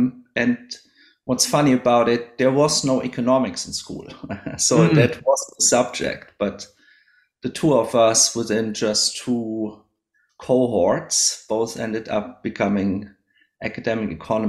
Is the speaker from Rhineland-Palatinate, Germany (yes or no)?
yes; Idar-Oberstein, Rhineland-Palatinate, Germany; now in Australia; I grew up in a town called Idar-Oberstein, which nowadays has 25,000 inhabitants or so. It's in the west of Germany, not too far from the French and the Luxembourg border.